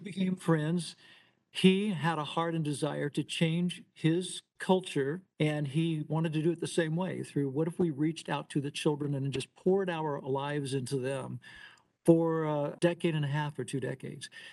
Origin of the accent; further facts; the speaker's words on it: Louisville, Kentucky, United States; I'm originally from Louisville, Kentucky, and a, as a very young boy, I just uh, decided I wanted to be a drummer